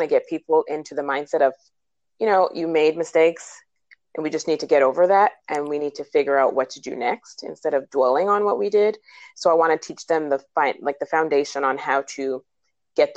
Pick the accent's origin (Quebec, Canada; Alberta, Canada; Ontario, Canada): Quebec, Canada; Montreal; first language English; moved away as an adult; also born or lived in New Jersey; now in United States; I'm originally from Montreal, Canada, and I got licensed there. And then I moved to the States about 11 or 12 years ago